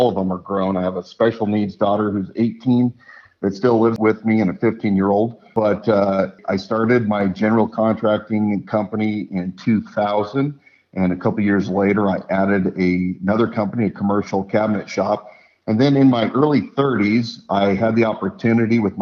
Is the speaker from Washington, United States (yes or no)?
yes; Spokane, Washington, United States; moved away as an adult; now in Idaho, United States; I grew up in the Spokane area.